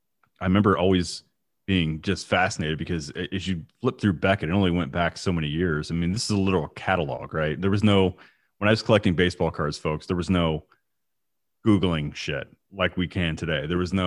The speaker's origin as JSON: {"language": "English", "region": "Illinois", "country": "United States", "tie": "born or raised there", "said": "because I grew up in Central Illinois."}